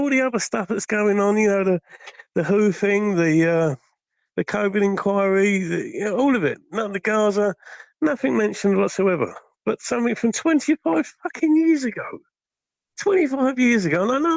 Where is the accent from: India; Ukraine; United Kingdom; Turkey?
United Kingdom; Folkestone, South East England; I'm from Folkestone Town, sunny Folkestone